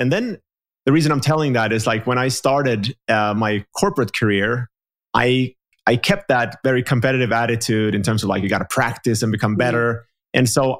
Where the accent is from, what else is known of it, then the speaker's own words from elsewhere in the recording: Finland; And like I'm from Finland, so from the Nordic region, mostly pan-European clients.